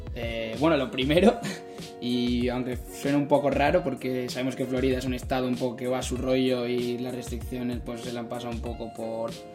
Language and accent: Spanish; San Sebastián, Basque Country, Spain; moved away as an adult; now in Milwaukee, United States; yo como soy de Donosti, de Sebastián